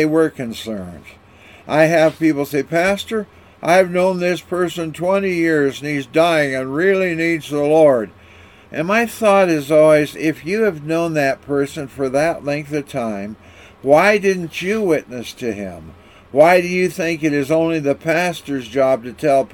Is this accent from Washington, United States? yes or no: yes; Walla Walla, Washington, United States; When I was growing up in Walla Walla, Washington